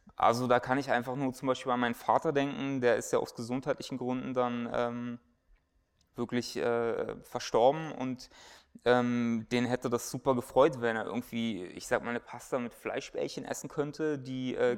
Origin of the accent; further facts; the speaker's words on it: Germany; wir als Deutsche